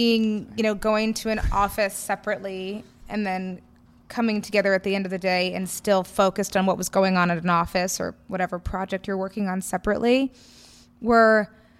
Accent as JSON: {"language": "English", "town": "New York City", "region": "New York", "country": "United States", "tie": "born or raised there", "said": "growing up in New York City society"}